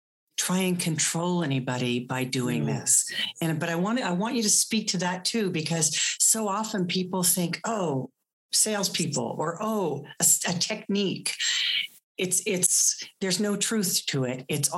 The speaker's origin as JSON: {"language": "English", "region": "East Coast", "country": "United States", "tie": "born or raised there", "said": "Good thing I grew up on the East Coast."}